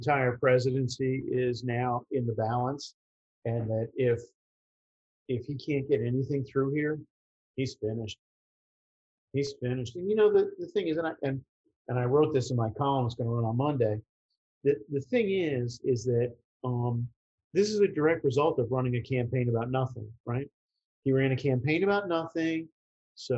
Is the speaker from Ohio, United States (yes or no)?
no; New York City, New York, United States; I grew up in the Bronx.